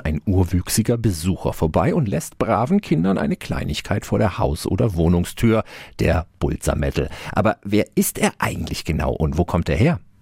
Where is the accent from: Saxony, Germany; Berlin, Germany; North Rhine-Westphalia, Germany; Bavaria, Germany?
Bavaria, Germany; Franconia; Bei uns in Franken